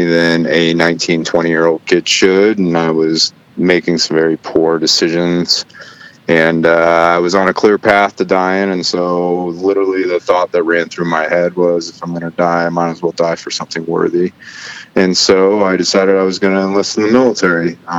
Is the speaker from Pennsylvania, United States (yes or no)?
no; Lubbock, Texas, United States; born there; also born or lived in Arizona / Washington; I was born in Lubbock, Texas, and I spent equal parts of my life in Texas, Arizona, and Washington State.